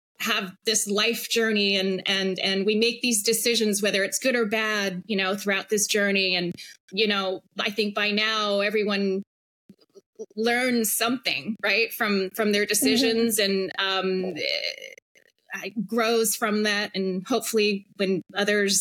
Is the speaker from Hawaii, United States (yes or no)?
yes; Hawaii, United States; I grew up in Hawaii on this little island in the middle